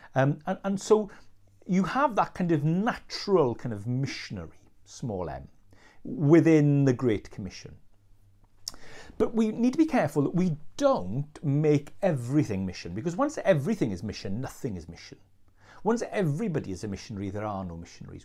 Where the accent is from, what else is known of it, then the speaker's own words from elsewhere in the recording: Wales, United Kingdom; as Welsh people